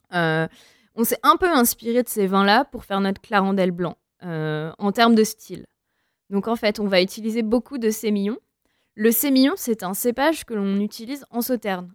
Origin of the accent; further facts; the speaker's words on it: Pauillac, Nouvelle-Aquitaine, France; j'ai grandi dans un village qui s'appelle Pauillac